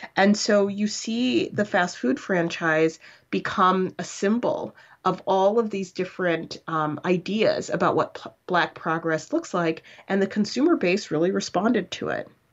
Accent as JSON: {"language": "English", "town": "Chicago", "region": "Illinois", "country": "United States", "tie": "born or raised there", "said": "growing up in Rogers Park in the eighties and nineties"}